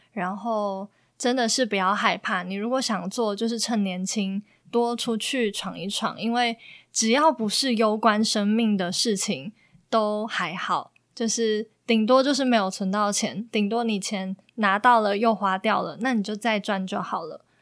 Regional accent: Taiwan; moved away as an adult; now in Philippines; 在台湾像我们这些社会新鲜人

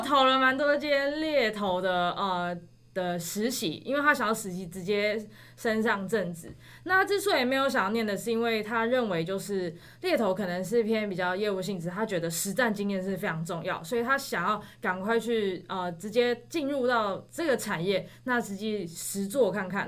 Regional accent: Taipei, Taiwan; 我是台北人。然后之前又在九份念书

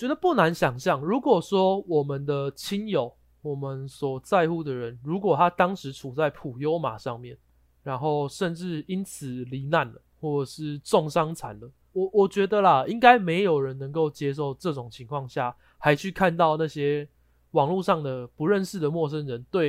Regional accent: Taiwan; 大家身为台湾人，应该多少都会知道他是谁嘛。

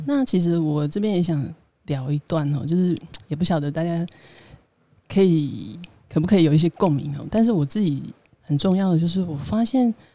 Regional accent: Taiwan; 为什么我是台湾人

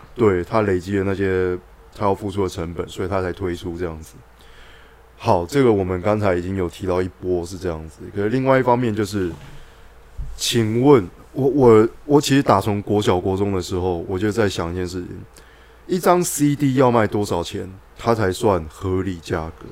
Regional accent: Guanmiao, Tainan, Taiwan; 我小时候是在那个菜市场那边租， 租哥亮的录音带

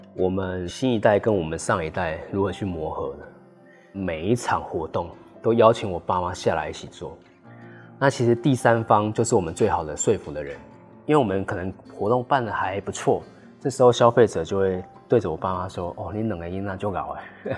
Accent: Taiwan; 这也是为什么我们就是台湾人的原因啊，我们就是吃这个东西长大的

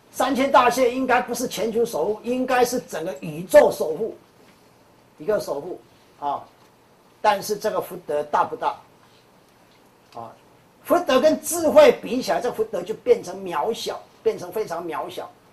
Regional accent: Taiwan; 我们台湾人或者我们中国人有一句话讲

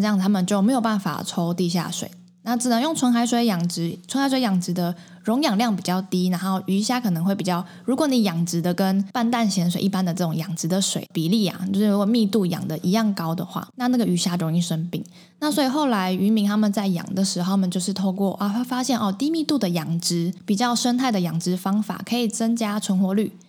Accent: Taipei, Taiwan; moved away as an adult; also born or lived in Qigu, Tainan; now in Tainan, Taiwan; 我五年前投入七股之前，其实我一直都是在都市长大的小孩。因为我是台北人嘛，嗯，嗯。然后，呃，来台南念书，但是也还是待在台南市区

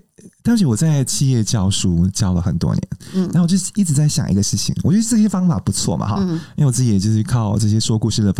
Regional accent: Tainan, Taiwan; moved away; also born or lived in Taipei; 因为我是台南人，

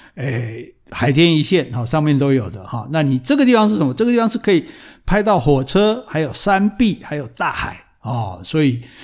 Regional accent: southern Taiwan, Taiwan; 我们南部人比较保守

